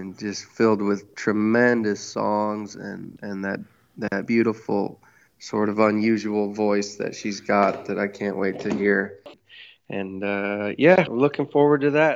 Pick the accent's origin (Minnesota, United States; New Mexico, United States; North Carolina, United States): New Mexico, United States; Taos; I'm from Taos. I grew up in Taos.